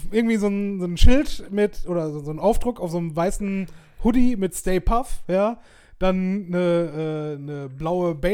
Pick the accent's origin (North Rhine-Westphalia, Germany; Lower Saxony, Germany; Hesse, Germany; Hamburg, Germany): North Rhine-Westphalia, Germany; Essen; Und auch das hast du gemerkt, wenn du, wenn du als Essener vom Hauptbahnhof